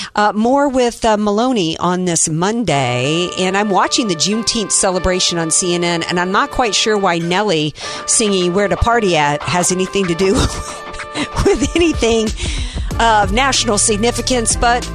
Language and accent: English; Deep South, United States; I grew up in the Deep South.